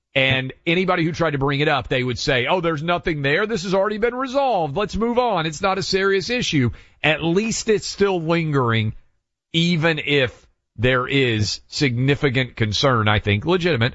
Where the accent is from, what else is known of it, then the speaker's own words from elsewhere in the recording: Tennessee, United States; This is my home state